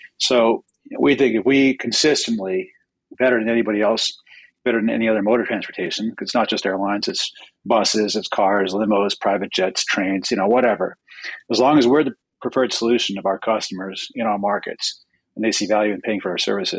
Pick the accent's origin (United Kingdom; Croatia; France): United Kingdom; London; born there; My father is a New Yorker, and I was born in London.